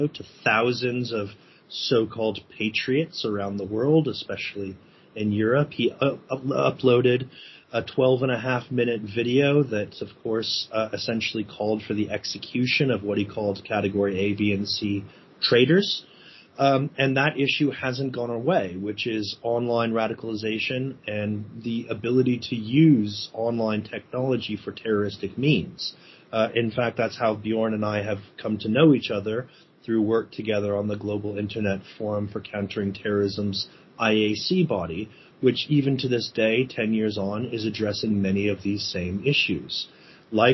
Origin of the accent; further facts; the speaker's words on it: United States; accent: American; You can probably hear from my accent that I'm an American.